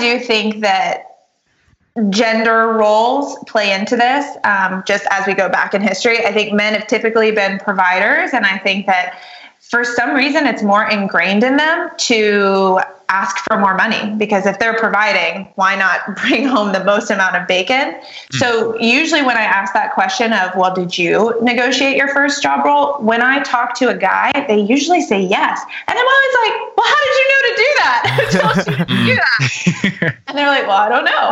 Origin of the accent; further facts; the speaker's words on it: New York, United States; I'm a New Yorker. You know, we're really as busy as we think we are.